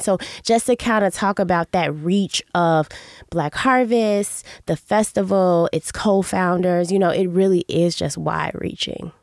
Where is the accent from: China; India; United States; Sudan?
United States; Chicago, Illinois; I'm from Chicago, I'm from the South Side